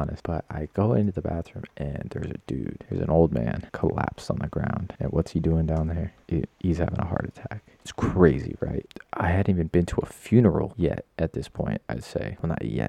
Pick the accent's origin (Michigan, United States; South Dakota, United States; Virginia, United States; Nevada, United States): Nevada, United States; moved away; I grew up in Nevada. I don't live there anymore.